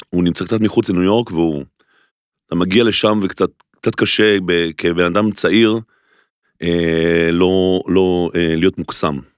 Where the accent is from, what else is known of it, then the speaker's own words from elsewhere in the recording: Golan Heights, Israel; now in Tel Aviv, Israel; אז אמרתי, אני אעבור לתל אביב, אנחנו במקור מרמת הגולן, מאיזה חור. אה, אז עברתי לעיר הגדולה